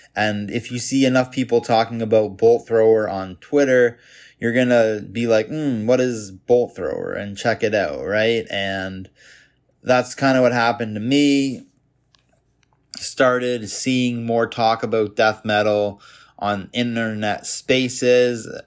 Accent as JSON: {"language": "English", "town": "Toronto", "region": "Ontario", "country": "Canada", "tie": "born or raised there", "said": "I was born in Canada, Toronto, Canada in nineteen ninety-one. Grew up in the suburbs of Toronto for the first eighteen years of my life"}